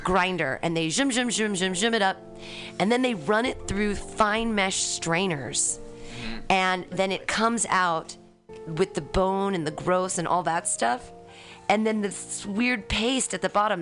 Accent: California, United States; I've, been here in California my entire life, both yeah. North California and South Ca- South California, Southern and Northern

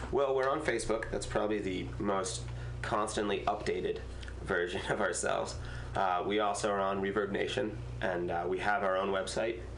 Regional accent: Massachusetts, United States; now in California, United States; I'm from Massachusetts.

